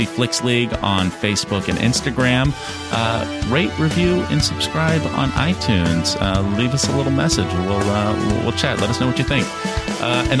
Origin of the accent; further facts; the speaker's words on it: Kansas City, United States; I'm from Kansas City